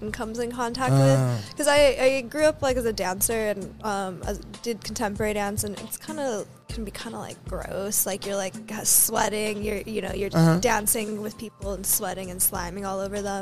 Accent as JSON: {"language": "English", "region": "New Mexico", "country": "United States", "accent": "Valley girl", "said": "I'm from the New Mexico Valley"}